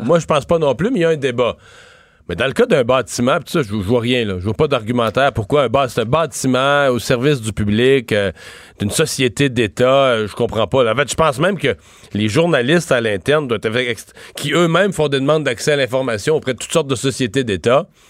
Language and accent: French; Canada; c'est chez nous, au Canada